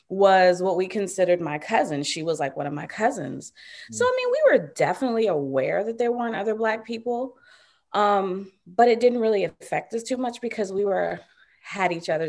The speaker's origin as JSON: {"language": "English", "region": "Virginia", "country": "United States", "tie": "born or raised there", "said": "So I am from Virginia originally. And the part of Virginia I grew up in is really country. there weren't many Black people outside of my family in the little area that I grew up in."}